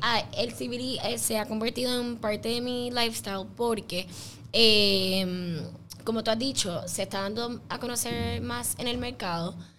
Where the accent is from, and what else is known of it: Puerto Rico